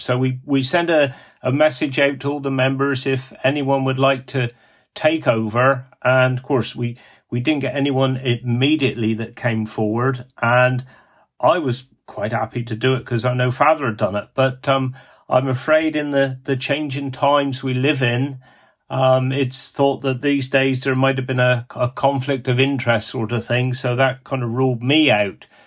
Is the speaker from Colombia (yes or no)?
no; Cornwall, South West England, United Kingdom; accent: Cornish; me Cornish dialect